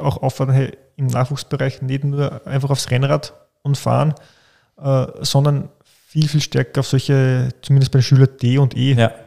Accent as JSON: {"language": "German", "country": "Austria", "said": "bei uns in Österreich"}